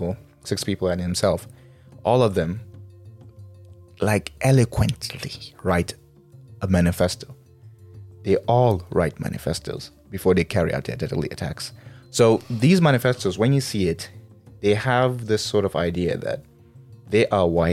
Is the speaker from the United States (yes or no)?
no; Nigeria; we say we are proudly Nigerian